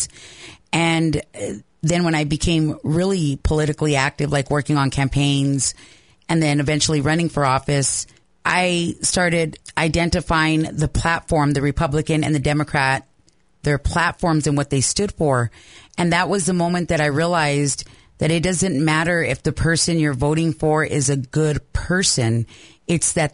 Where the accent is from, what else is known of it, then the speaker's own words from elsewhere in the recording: New Mexico, United States; I was born and raised in New Mexico, come from a long line of family members who have been New Mexicans forever.